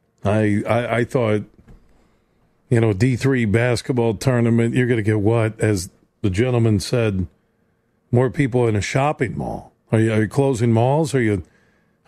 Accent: Michigan, United States; I'm from Michigan, so I watch the Pistons and Tigers and Wings

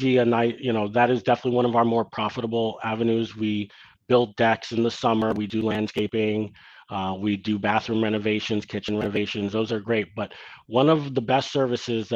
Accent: New York City, New York, United States; Growing up in Ditmas Park

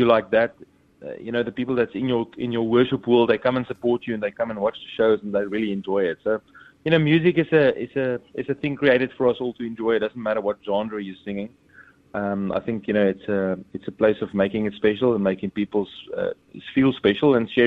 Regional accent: South Africa; I'm from South Africa

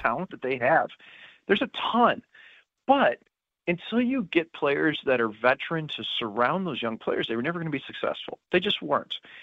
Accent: St. Louis, Missouri, United States; I'm from Saint Louis

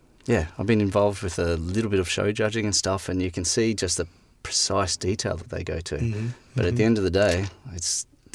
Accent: Brisbane, Queensland, Australia; moved away as an adult; also born or lived in London; now in South Australia, Australia; I come from Brisbane originally and worked in bars and restaurants and then met my lovely wife in London. Then we moved back to Brisbane and then came down to SA.

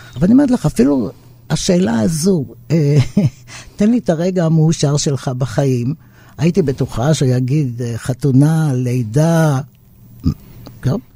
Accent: Israel; אנחנו כ-, כצברים פה

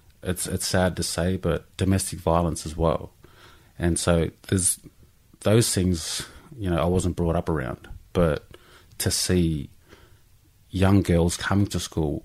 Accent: Peak Hill, New South Wales, Australia; also born or lived in Canberra; we grew up in Peak Hill, which is out near Dubbo, in the country. And so I was brought up around my, you know, Aboriginal family.

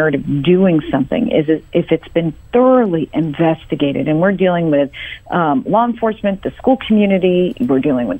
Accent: Boston, Massachusetts, United States; moved away as an adult; now in Houston, United States; born and raised in Boston, Massachusetts

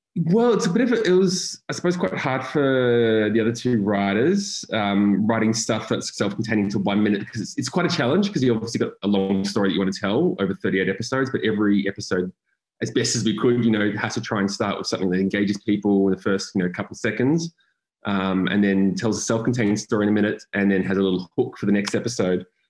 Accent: Frankston, Victoria, Australia; I grew up in Frankston

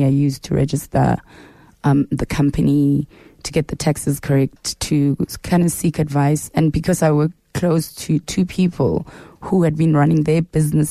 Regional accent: Soweto, Gauteng, South Africa; I am from Soweto. I was born and raised in Mfulo Village.

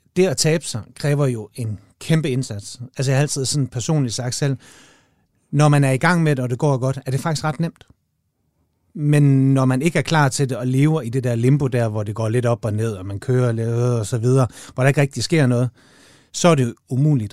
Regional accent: Denmark; jeg er fra Jylland

